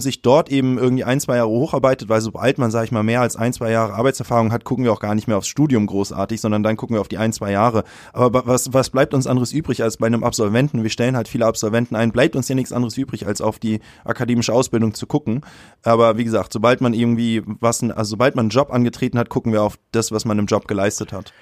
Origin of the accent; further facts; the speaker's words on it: Hamburg, Germany; würde mich aber als Hamburger bezeichnen in mhm. erster Linie